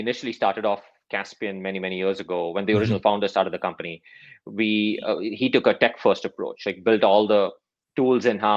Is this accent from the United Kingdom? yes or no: no; Mumbai, Maharashtra, India; moved away as an adult; also born or lived in Clemson, United States / Chicago, United States; I grew up in Mumbai, India